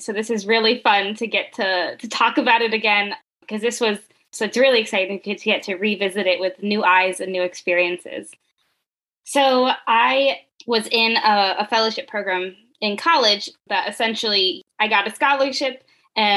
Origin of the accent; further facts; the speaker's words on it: Richmond, Virginia, United States; moved away as an adult; also born or lived in Elon, North Carolina; now in San Diego, United States; I grew up in Richmond, Virginia, one of the least Latino places that I've ever been